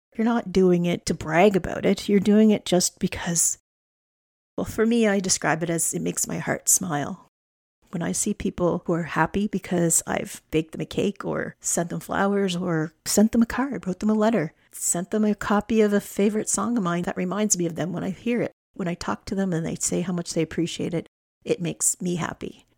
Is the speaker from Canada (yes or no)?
yes; Alberta, Canada; now in Nova Scotia, Canada; I'm a flatlander. I was born in Alberta. I grew up on the prairies.